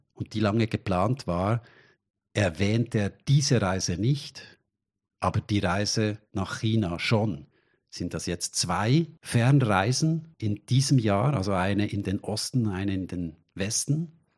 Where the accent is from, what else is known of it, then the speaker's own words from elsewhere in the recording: Switzerland; für uns als Schweizer